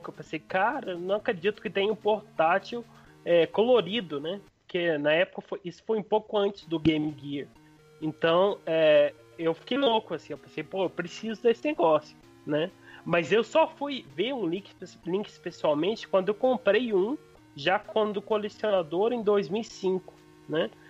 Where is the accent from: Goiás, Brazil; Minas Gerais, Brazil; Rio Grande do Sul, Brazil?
Minas Gerais, Brazil; Frutal; Eu sou de Frutal, Minas Gerais, uma cidade que na época tinha 40 mil habitantes, então era impossível.